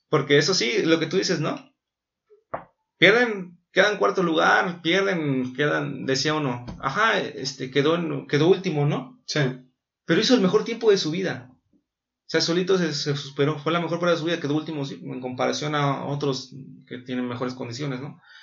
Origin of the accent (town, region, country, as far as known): Mexico